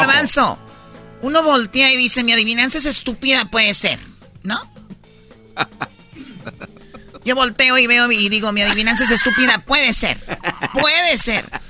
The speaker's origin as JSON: {"language": "Spanish", "town": "Tepatitlán", "region": "Jalisco", "country": "Mexico", "said": "soy de Tepatitlán"}